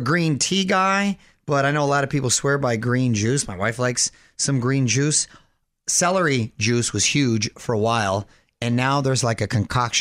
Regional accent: Chula Vista, California, United States; my hometown of Chula Vista

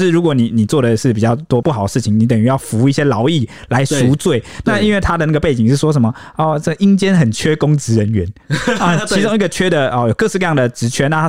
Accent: Taiwan; 就是很符合可能我们台湾人现代对于可能地府的想象的。

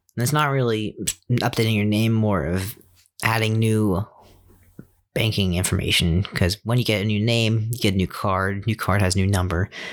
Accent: Fairfax County, Virginia, United States; moved away; Since I was born in Virginia and my home of record is Virginia

